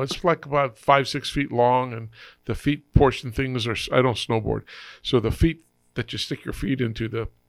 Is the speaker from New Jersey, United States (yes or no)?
yes; New Jersey, United States; I was born in New Jersey